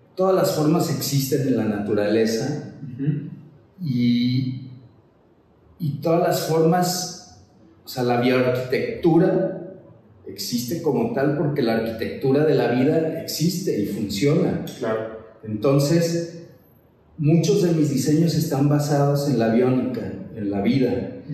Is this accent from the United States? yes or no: no; Guadalajara, Jalisco, Mexico; nací en Guadalajara, vengo de una familia tradicional de Guadalajara